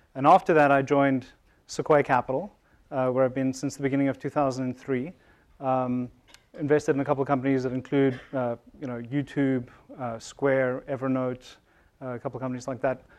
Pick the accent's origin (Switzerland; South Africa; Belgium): South Africa; moved away as an adult; now in Silicon Valley, United States; I'm originally from South Africa